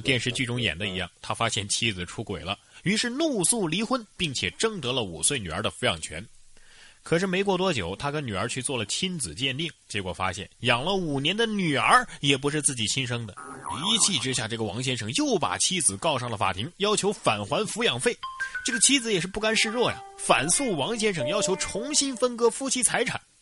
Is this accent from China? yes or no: yes; Henan, China; 这非洲人居然骗了咱们河南人